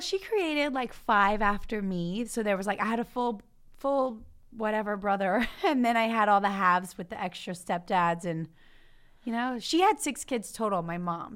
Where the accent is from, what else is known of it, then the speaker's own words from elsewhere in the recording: Louisiana, United States; moved away; also born or lived in Baton Rouge, Louisiana; I grew up in that farm town, so that's my hometown